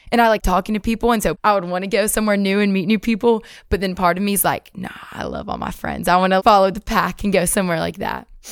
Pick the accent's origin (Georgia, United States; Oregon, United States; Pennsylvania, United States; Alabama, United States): Alabama, United States; Athens; moved away; I'm from Athens, Alabama